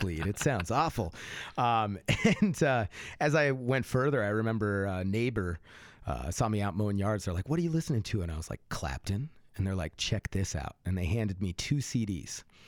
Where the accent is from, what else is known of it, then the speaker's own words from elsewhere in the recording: Fort Collins, Colorado, United States; moved away; also born or lived in Austin; I grew up in Fort Collins